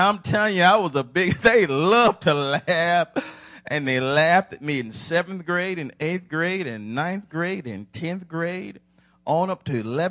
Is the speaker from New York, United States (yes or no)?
no; Atlanta, Georgia, United States; Now, my high school's Atlanta. I'm from Atlanta.